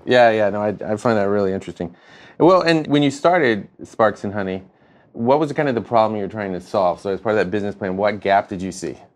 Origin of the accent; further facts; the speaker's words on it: North Carolina, United States; moved away; I'm, uh, from North Carolina.